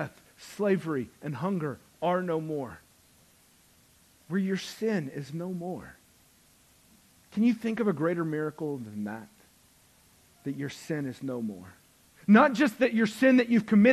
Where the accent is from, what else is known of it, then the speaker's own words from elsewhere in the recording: the South, United States; because we went to church and we grew up in the South